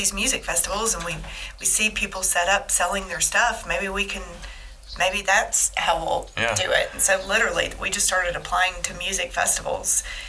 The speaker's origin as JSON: {"language": "English", "region": "Tennessee", "country": "United States", "said": "Because we're from Tennessee"}